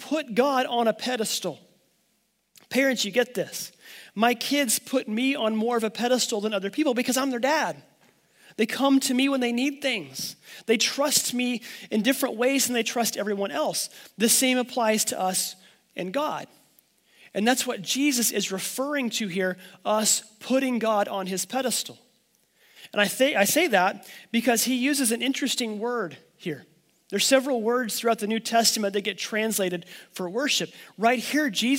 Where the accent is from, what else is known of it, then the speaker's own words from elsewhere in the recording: Oklahoma, United States; I'm from Oklahoma